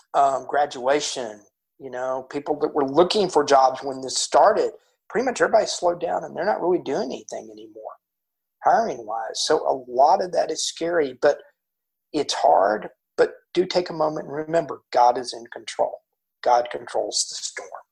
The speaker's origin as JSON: {"language": "English", "town": "Houston", "region": "Texas", "country": "United States", "said": "we're from Houston, and for some unknown reason, I'm a Houston Texans fan"}